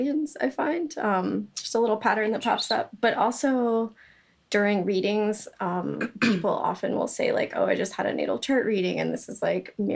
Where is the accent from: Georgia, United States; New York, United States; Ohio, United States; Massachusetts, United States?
Georgia, United States; I'm from Georgia